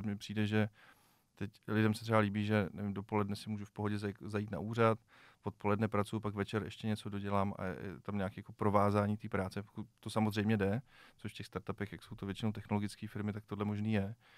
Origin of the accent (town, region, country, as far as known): Czechia